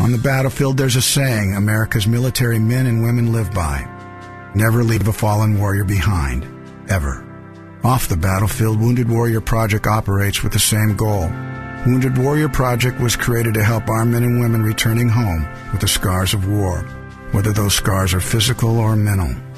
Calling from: Princeton, New Jersey, United States; I'm calling from Princeton, New Jersey

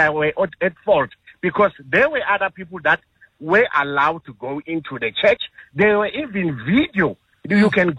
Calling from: Pretoria, Gauteng, South Africa; I'm calling you from Pretoria.

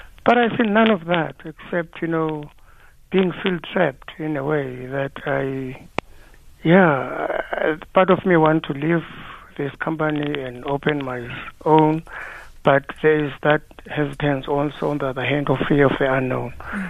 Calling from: Johannesburg, Gauteng, South Africa; I'm calling you from Joburg.

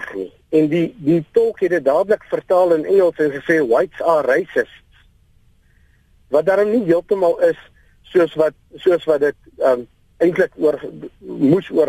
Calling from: Lichtenburg, North West, South Africa; Ek is hier van Lichtenburg

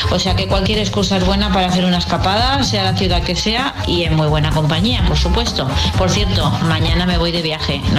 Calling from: Zaragoza, Aragon, Spain; Hola, buenos días, agitadores. … de Zaragoza.

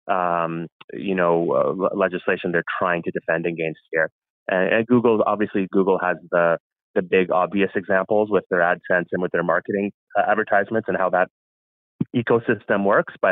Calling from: Ontario, Canada; I'm speaking from Ontario right now

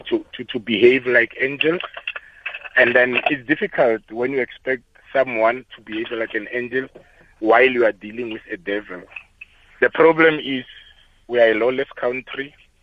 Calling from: Pretoria, Gauteng, South Africa; I'm calling from the Montana area.

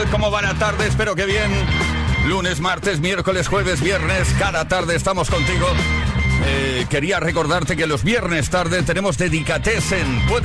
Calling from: Zaragoza, Aragon, Spain; Muy buenas, soy … de Zaragoza

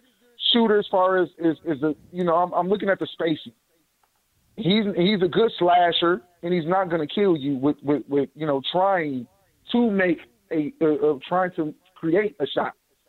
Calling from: Saginaw, Michigan, United States; Hey, what's going on? I'm from Saginaw

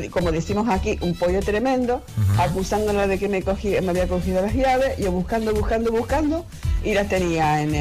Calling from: Tenerife, Canary Islands, Spain; de Tenerife.

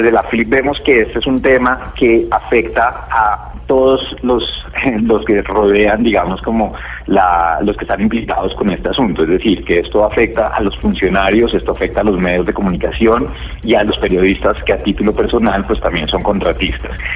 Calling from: Bogotá, Colombia; de Bogotá

